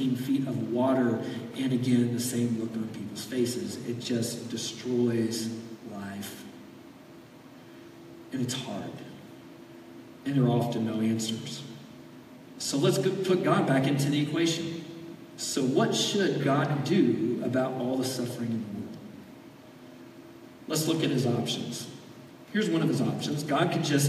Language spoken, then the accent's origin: English; Florida, United States; I grew up in Florida. You spend your entire childhood dodging hurricanes